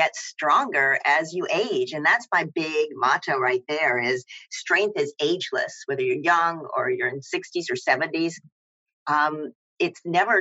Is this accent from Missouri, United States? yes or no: no; Tennessee, United States; moved away as an adult; also born or lived in New York; I grew up in Tennessee